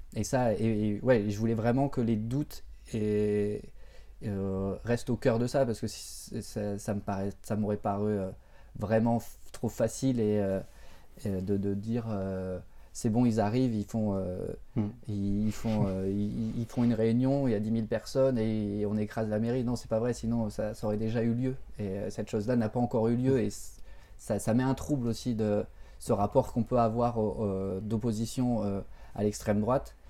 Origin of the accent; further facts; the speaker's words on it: Béthune, Hauts-de-France, France; autour de là où j'ai grandi et autour de quelque part, autour aussi de Béthune